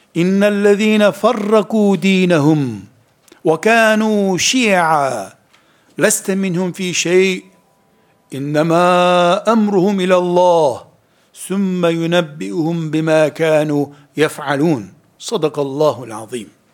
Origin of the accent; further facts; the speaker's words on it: Turkey; Biz Türkiye'liyiz.